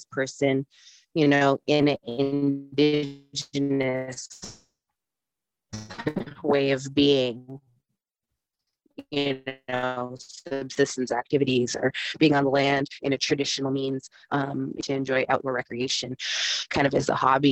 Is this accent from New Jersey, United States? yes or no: no; Eagle Village, Alaska, United States; now in Fairbanks, United States; I'm originally from Eagle Village, Alaska